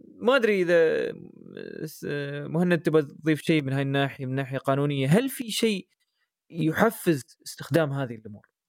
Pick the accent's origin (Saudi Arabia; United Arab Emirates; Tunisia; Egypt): United Arab Emirates; احنا عندنا في الامارات